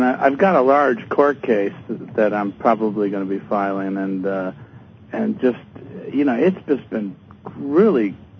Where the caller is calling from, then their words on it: Cleveland, Ohio, United States; Calling from Cleveland, Ohio.